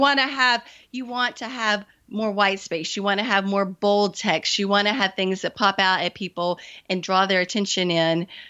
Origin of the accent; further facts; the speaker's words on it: the South, United States; I am from the South, I still live in the South, and I was raised not to talk about money.